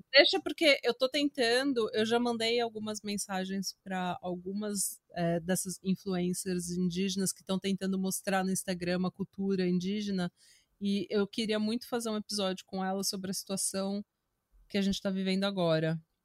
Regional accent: Brazil; moved away as an adult; Morei no Brasil 21 anos, sou brasileira, minha família inteira é brasileira

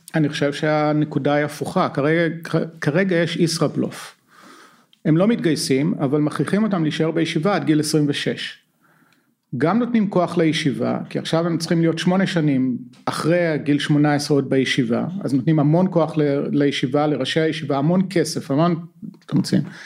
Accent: Israel; born or raised there; moved away as an adult; now in California, United States

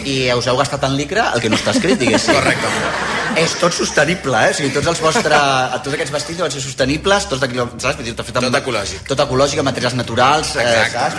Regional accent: Barcelona, Catalonia, Spain; jo soc d'Esquerra de l'Eixample

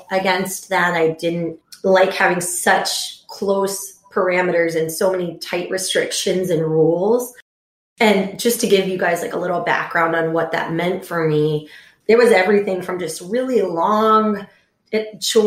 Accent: Houston, Texas, United States; now in Chicago, United States; I grew up in Houston, Texas.

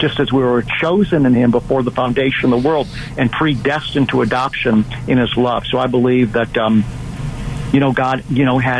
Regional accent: United States; I knew as an American

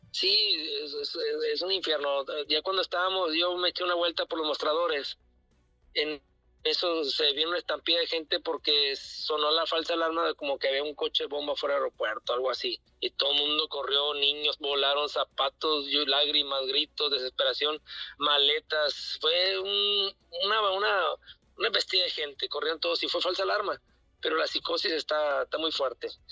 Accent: Sinaloa, Mexico; Somos tres de Sinaloa, siete de, cuatro de Sinaloa

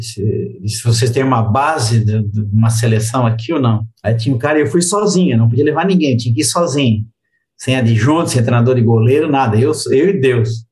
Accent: Republic of the Congo; moved away; also born or lived in Europe; eu sou da República do Congo, que é os franceses.

